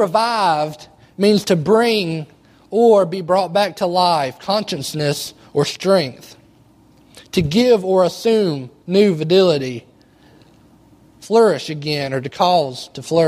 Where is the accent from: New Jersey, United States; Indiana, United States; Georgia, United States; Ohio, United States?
Georgia, United States; Palmetto; I grew up here in Palmetto